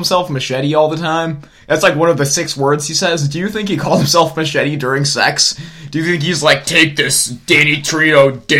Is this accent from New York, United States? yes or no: no; Minnesota, United States; Because we're white assholes from Minnesota.